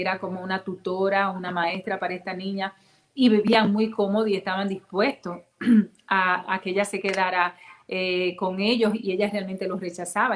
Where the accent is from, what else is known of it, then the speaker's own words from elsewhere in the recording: Dominican Republic; now in United States; como latina, dominicana, caribeña